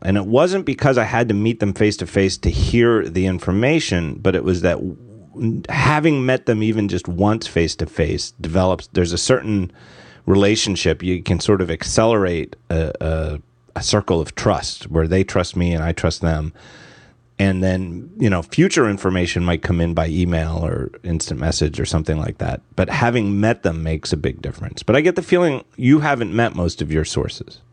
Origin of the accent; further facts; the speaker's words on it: outside Philadelphia, Pennsylvania, United States; I'm in Philadelphia now, and I, I grew up in outside